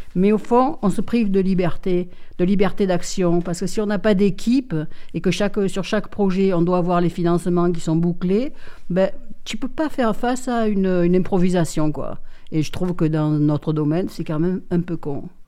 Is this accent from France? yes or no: yes; Marseille, Provence-Alpes-Côte d'Azur, France; now in Digne-les-Bains, France; je suis né à Marseille, donc je suis né en plein centre-ville, dans le troisième arrondissement